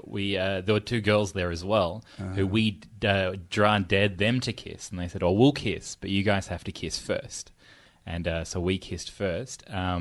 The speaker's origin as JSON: {"language": "English", "town": "Sydney", "region": "New South Wales", "country": "Australia", "tie": "born or raised there", "said": "I grew up in the western suburbs of Sydney."}